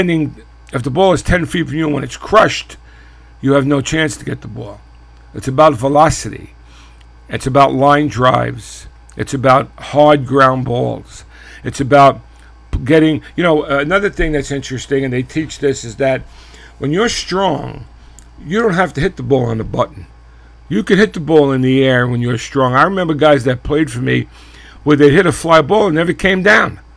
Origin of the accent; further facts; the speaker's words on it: New York City, New York, United States; growing up in Brooklyn, we played stickball all the time